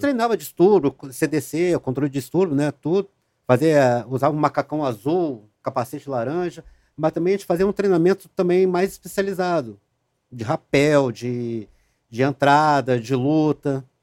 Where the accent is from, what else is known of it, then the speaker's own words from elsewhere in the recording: Rio Grande do Sul, Brazil; moved away; also born or lived in Rio de Janeiro; eu saí do Rio de Janeiro, voltei para o Rio Grande do Sul